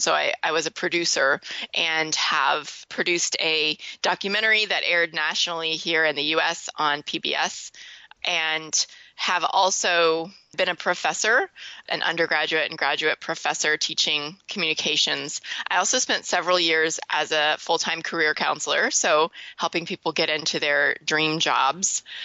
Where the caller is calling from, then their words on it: Louisville, Kentucky, United States; I am calling you from Louisville, Kentucky.